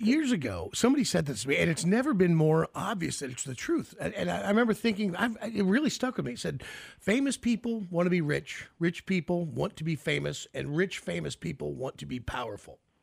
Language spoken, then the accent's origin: English; United States; If you're born as American